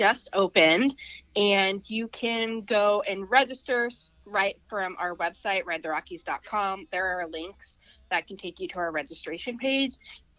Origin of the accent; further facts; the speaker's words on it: Iowa, United States; I'm from Iowa